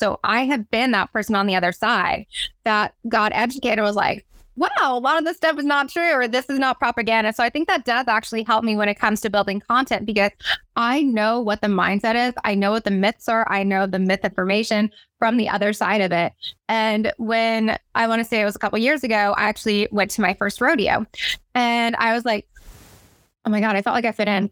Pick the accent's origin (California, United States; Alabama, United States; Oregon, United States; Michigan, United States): California, United States; Salinas; I did grow up in Salinas, California, which is the salad bowl capital of the world